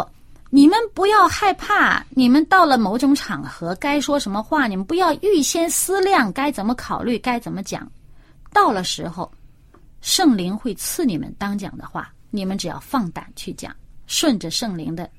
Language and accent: Chinese; China; 你说哈、我们中国人也说灌满了黄汤，就是指的说这人喝醉酒了